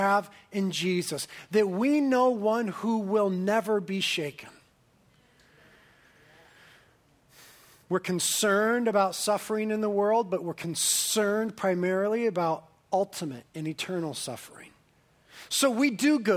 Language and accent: English; Carpinteria, California, United States; I was born and raised in Carpinteria